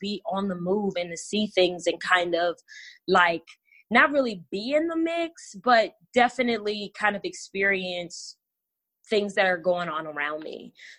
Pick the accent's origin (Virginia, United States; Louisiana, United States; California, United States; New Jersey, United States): Virginia, United States; Richmond; I'm originally from the DMV area. That's the DC, Maryland, Virginia area. I'm from Richmond, Virginia. Southern girl, nomadic as fuck is what I tell people, because I move around a lot.